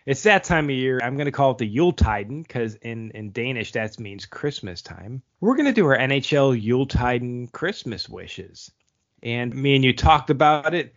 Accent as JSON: {"language": "English", "town": "Buffalo", "region": "New York", "country": "United States", "tie": "born or raised there", "said": "Buffalo, my hometown team."}